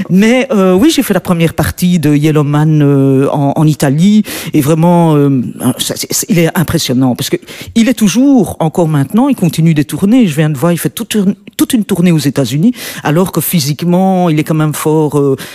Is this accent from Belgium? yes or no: yes; Belgium; comme tu disais, en tant que blanche, en tant que belge, c'est très, c'est pas évident de, de rentrer dans, dans ce cercle-là.